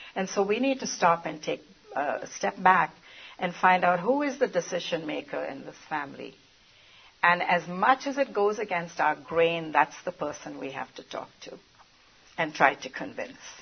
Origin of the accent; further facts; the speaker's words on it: India; moved away as an adult; now in United States; I'm from India originally, but have been in the United States for 46 years.